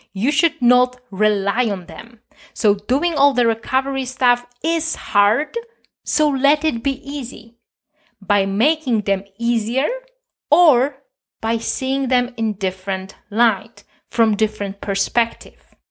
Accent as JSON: {"language": "English", "country": "Poland", "said": "I'm from Poland"}